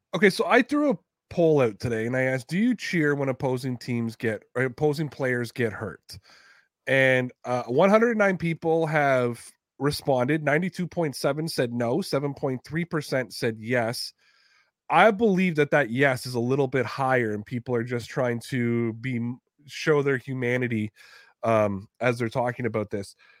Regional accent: Toronto, Ontario, Canada; I'm from Toronto

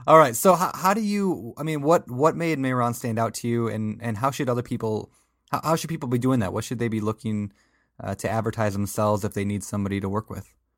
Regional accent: Minnesota, United States; I am from Minnesota

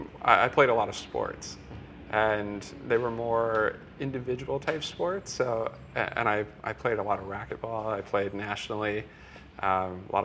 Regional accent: middle of Iowa, United States; I'm from Iowa, so in the middle of Iowa

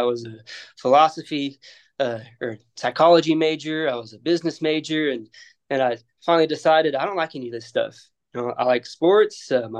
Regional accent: Dumas, Texas, United States; now in Lubbock, United States; I'm from Dumas, Texas, right? And wrestling's pretty big up there in the panhandle of Texas.

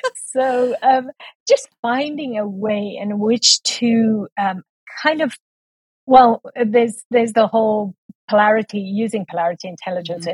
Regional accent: South Africa; moved away as an adult; also born or lived in Taiwan; so if I sound a little bit funny, it's because I'm from South Africa.

